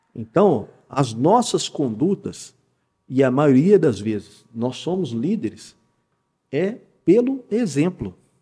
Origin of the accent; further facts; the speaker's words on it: Belo Horizonte, Minas Gerais, Brazil; moved away as an adult; now in Poços de Caldas, Brazil; Sou natural de Belo Horizonte